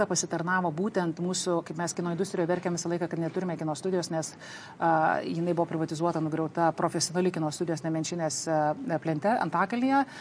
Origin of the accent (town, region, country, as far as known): Lithuania